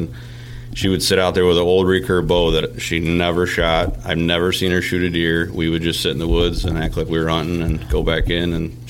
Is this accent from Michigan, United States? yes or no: yes; Michigan, United States; Typical growing up in Michigan, we had a cabin up north.